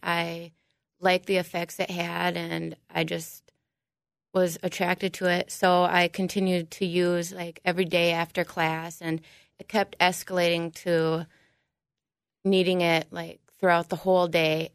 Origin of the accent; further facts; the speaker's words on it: New Prague, Minnesota, United States; I'm from New Prague.